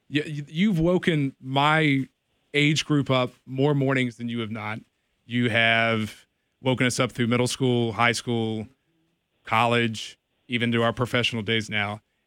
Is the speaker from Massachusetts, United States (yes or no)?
no; Bedford, Virginia, United States; I grew up in Bedford. I went to Liberty High School.